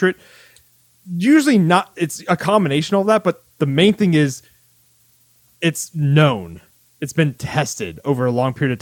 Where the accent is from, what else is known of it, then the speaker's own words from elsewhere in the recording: United States; we're both from the United States.